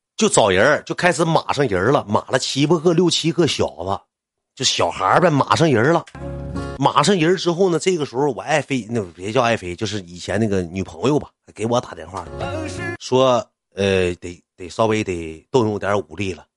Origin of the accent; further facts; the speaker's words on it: Qitaihe, Heilongjiang, China; 我跳到茄子河区里上高中